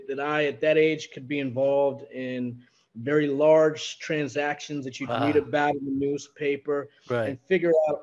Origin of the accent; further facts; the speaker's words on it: New York, United States; as a New Yorker, born and raised